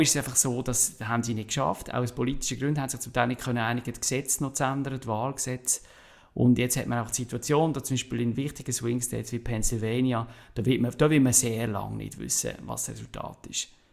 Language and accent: German; Switzerland; also born or lived in Basel-Stadt; als Schweizer